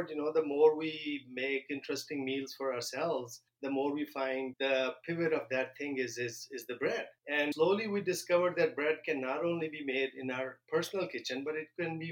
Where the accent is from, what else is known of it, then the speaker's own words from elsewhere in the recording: Pakistan; also born or lived in Illinois; now in Minnesota, United States; where I grew up in Pakistan